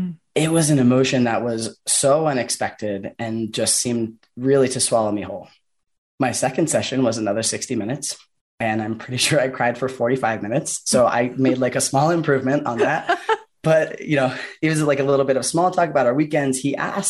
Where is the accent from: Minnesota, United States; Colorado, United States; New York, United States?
Colorado, United States; Boulder; also born or lived in California / Washington; my hometown in Boulder